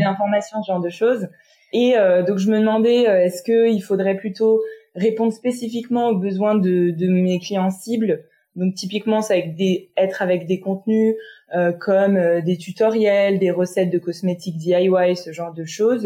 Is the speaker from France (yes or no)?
yes; France; je suis née, j'ai grandi en France